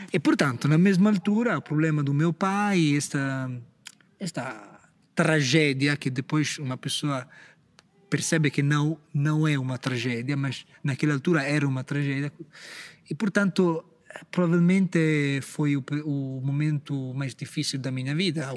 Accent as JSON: {"language": "Portuguese", "town": "Empoli", "region": "Tuscany", "country": "Italy", "accent": "Italian", "second_language": "Portuguese", "moved": "as an adult", "lives_now": "Portugal", "said": "eu sou italiano"}